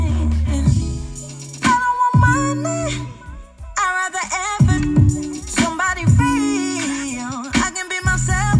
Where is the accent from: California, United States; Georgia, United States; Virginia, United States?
California, United States; San Bernardino; now in Fort Worth, United States; coming at you from Fort Worth, Texas, born and raised in San Bernardino, California.